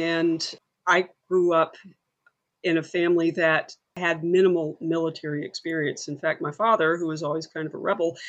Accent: Alabama, United States; moved away as an adult; also born or lived in Massachusetts / Michigan; I grew up in Alabama

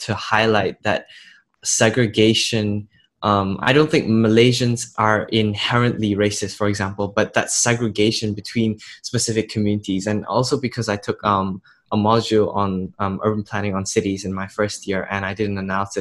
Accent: Jakarta, Indonesia; I grew up and in Jakarta, I went to an international school

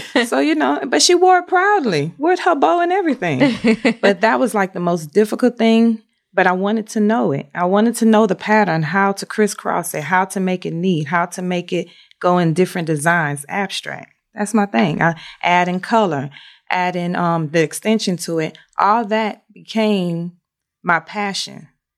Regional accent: Shreveport, Louisiana, United States; Louisiana, Shreveport.

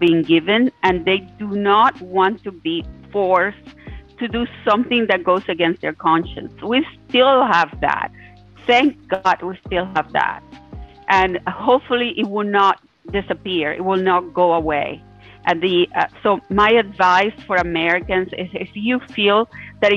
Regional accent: Cuba; now in United States; the way I grew up in Cuba

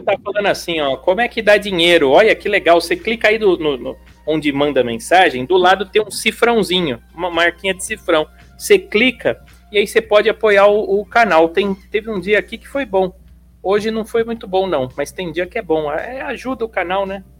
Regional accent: São Paulo, Brazil; Eu sou de São Paulo, meu. Moro em São Paulo.

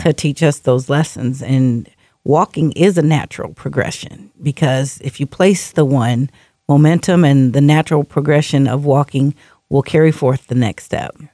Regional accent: Seattle, Washington, United States; also born or lived in Alaska; my hometown, Seattle, is a very progressive city

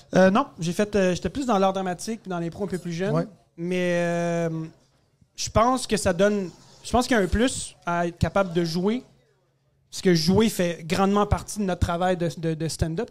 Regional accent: Quebec, Canada; né au Québec, d'origine euh, égyptienne.

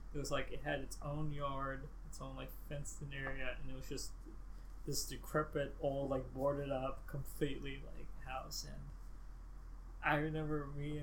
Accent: North Bergen, New Jersey, United States; I grew up in North Bergen, New Jersey

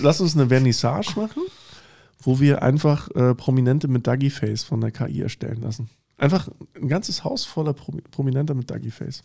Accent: Germany; wir als Deutsche

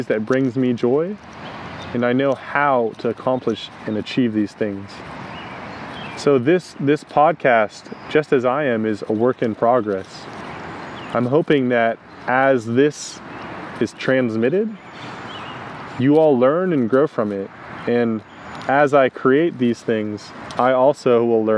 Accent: United States; I grew up in the United States, very traditional childhood, nothing out of the ordinary.

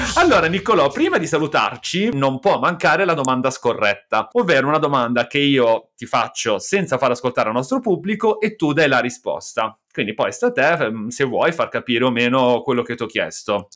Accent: Milan, Lombardy, Italy; io e Nicolò siamo di Milano

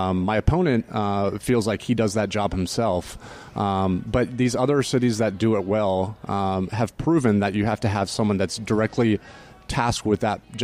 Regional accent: Altamonte Springs, Florida, United States; now in Apopka, United States; I was born and raised right here in Central Florida. I grew up in Altamont Springs, and my wife Kelly and I moved to the city of Apopka about 15 years ago.

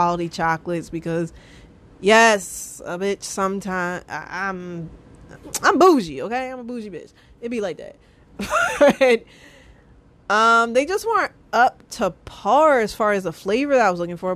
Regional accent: United States; I'm American

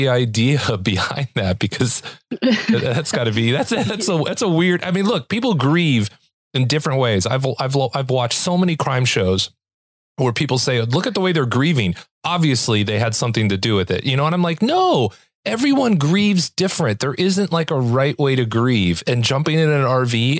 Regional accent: Los Angeles, California, United States; now in Utah, United States; I'm originally from Los Angeles

